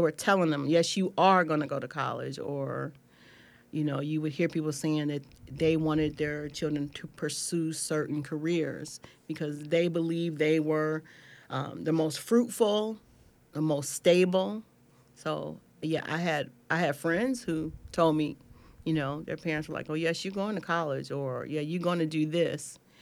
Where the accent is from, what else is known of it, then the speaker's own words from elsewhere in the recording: Cleveland, Ohio, United States; I grew up in Cleveland, in the inner city